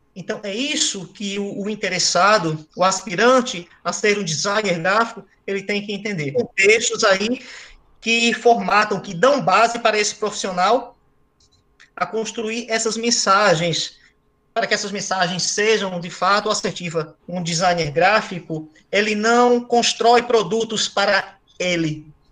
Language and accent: Portuguese; Recife, Pernambuco, Brazil; moved away as an adult; now in São Paulo, Brazil; Sou recifense, raiz.